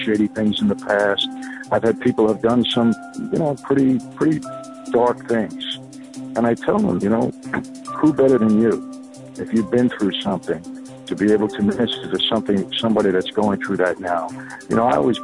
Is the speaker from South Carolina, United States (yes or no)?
no; New York City, New York, United States; also born or lived in Long Island, New York; I was born and raised in New York, first Brooklyn, then moved out to Long Island